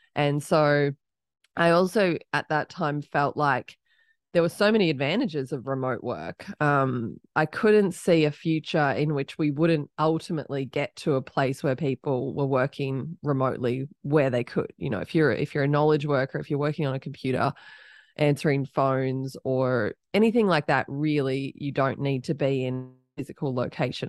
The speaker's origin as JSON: {"language": "English", "country": "Australia", "accent": "Australian", "moved": "as an adult", "lives_now": "Austin, United States", "said": "I'm Australian. People can probably start to pick that up from my accent, but I live in Austin, Texas."}